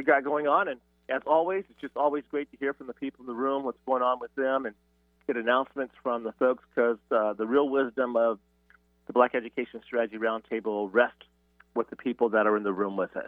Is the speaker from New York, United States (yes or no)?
no; Oregon, United States; now in Washington, United States; I'm originally from Oregon